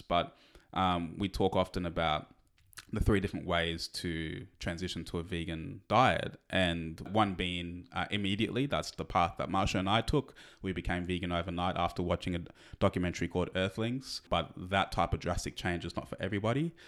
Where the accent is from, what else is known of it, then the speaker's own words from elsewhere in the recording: Australia; we're Australian